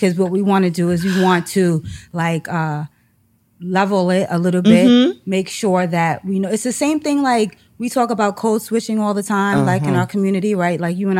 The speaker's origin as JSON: {"language": "English", "town": "New York City", "region": "New York", "country": "United States", "tie": "born or raised there", "said": "So I grew up in Harlem, all up and down Lenox Avenue."}